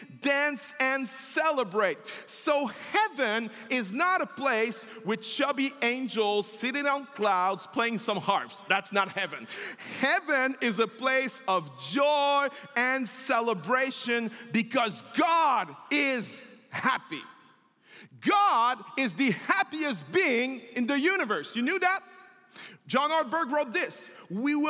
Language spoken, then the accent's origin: English; Quebec, Canada; accent: French; first language French; English is a second language; also born or lived in Montreal; I'm French, if you haven't seen. My accent, I'm a Quebecois, I'm a French-speaking person